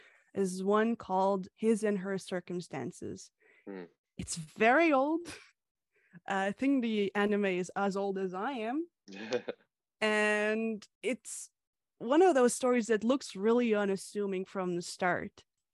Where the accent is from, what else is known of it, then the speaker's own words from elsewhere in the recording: Canada; also born or lived in Hungary; the author of Lemon Soda and Coffee. I was born in Hungary and I moved to Canada at the age of 9, and I've lived here ever since.